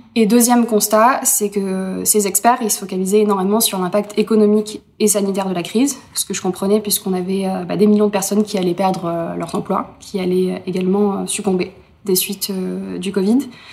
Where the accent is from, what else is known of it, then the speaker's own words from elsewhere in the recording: Berre-l'Étang, Provence-Alpes-Côte d'Azur, France; chez moi, à Berlétan